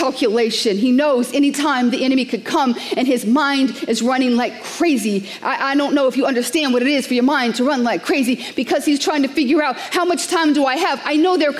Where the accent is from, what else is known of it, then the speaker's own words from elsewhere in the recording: New York City, New York, United States; I'm a New Yorker.